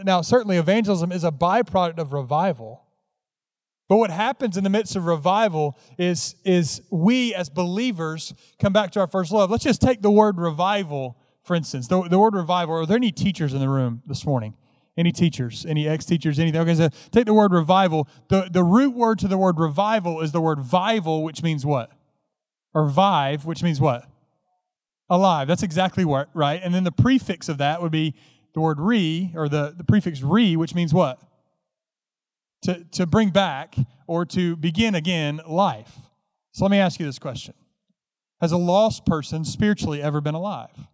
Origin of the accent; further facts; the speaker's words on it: Carrollton, Georgia, United States; moved away; also born or lived in Memphis, Tennessee; Carrollton, Georgia is where I grew up